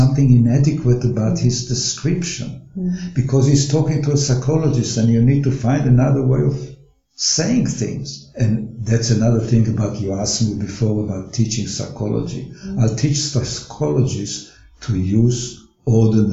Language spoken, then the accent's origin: English; Israel; moved away as an adult; now in Australia; I was born in Israel